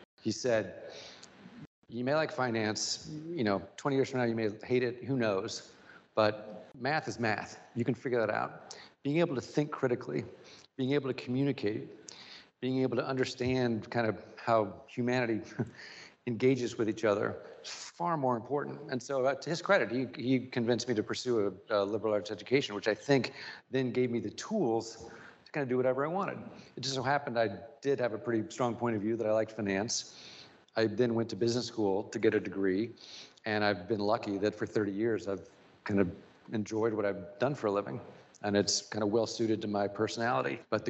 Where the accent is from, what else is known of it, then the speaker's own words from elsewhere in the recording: Springfield, United States; Listen, I grew up super privileged, right? My dad had a great job.